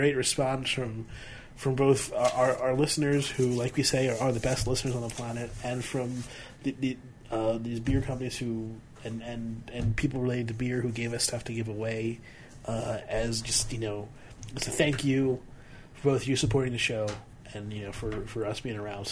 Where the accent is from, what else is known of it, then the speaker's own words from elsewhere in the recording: Rockville, Maryland, United States; Rockville, Maryland, my hometown.